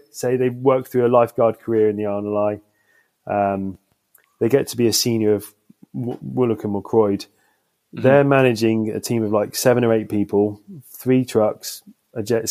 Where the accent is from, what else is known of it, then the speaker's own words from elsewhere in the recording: Southeast Cornwall, South West England, United Kingdom; I grew up in Southeast Cornwall